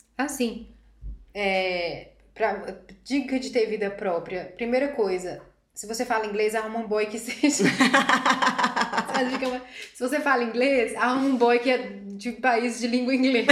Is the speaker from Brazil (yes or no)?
yes; Brazil; moved away as an adult; now in Germany; nós somos brasileiros